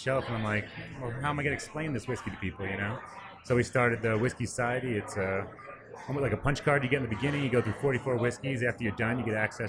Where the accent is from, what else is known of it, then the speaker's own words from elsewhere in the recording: New York, United States; now in Truckee, United States; I'm from New York.